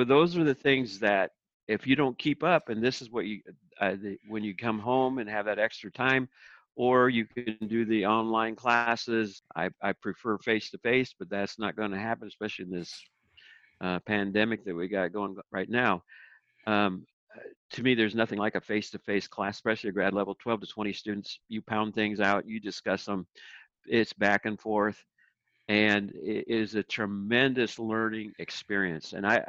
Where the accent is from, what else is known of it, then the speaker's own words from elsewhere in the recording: Philippines; And because then that was kind of my background where I came from the Philippines.